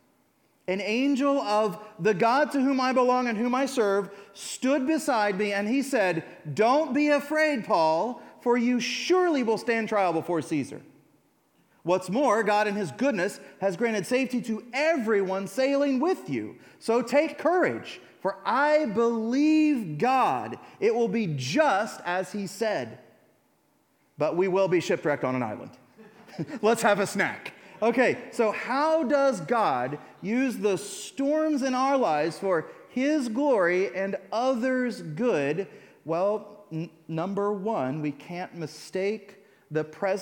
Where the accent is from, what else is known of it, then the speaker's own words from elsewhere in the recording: United States; I'm an American